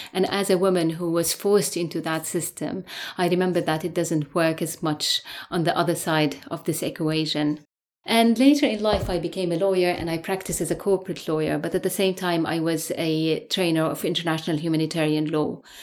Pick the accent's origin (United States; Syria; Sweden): Syria; moved away as an adult; now in London, United Kingdom; I'm a lawyer from Syria, and I grew up in the eighties under authoritarianism in a highly militarized society